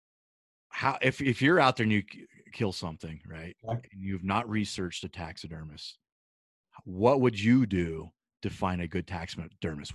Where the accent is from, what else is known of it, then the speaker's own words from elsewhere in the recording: Nebraska, United States; now in Colorado, United States; I grew up in Nebraska hunting whitetail since I was a kid.